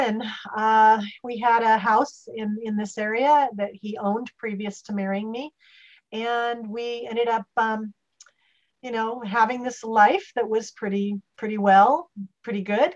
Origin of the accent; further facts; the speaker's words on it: Salem, Oregon, United States; moved away as an adult; now in Santa Barbara, United States; I grew up in Salem, Oregon